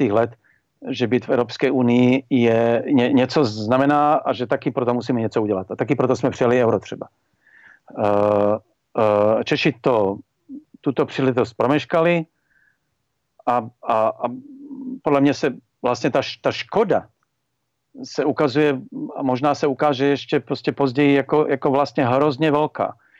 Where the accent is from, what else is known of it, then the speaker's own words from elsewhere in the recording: Slovakia; z toho slovenského pohledu